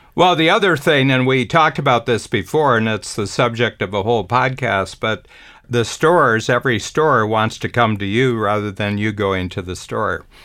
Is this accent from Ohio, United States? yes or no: yes; Cleveland, Ohio, United States; moved away; I grew up in Cleveland.